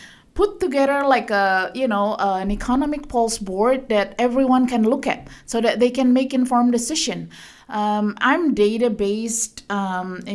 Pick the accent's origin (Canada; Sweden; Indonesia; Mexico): Indonesia; moved away as an adult; now in Guam; I grew up in Indonesia, which has 400 different ethnic groups